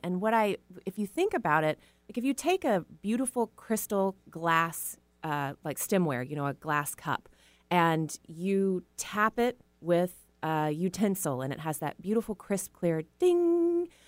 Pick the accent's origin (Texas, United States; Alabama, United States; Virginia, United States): Texas, United States; I was raised in Texas